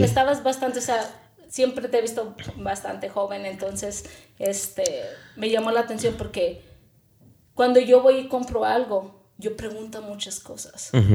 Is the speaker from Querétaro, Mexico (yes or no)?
no; Chihuahua, Mexico; moved away as an adult; now in United States; Yo soy originalmente de Chihuahua, México, y me vine casi a la edad de los 18 años, justamente después de que terminé